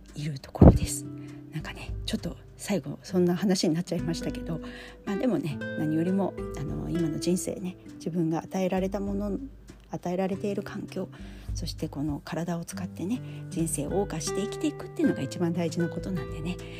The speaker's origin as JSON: {"language": "Japanese", "region": "Tokai", "country": "Japan", "tie": "born or raised there", "said": "東海地方出身"}